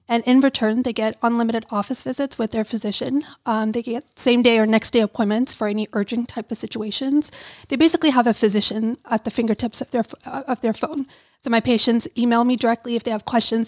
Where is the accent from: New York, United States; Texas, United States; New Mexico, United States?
New York, United States; New York City; I grew up in Brooklyn, New York